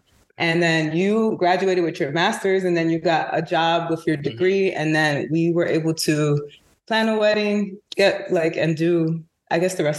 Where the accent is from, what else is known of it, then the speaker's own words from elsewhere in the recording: New York City, New York, United States; I'm from Harlem.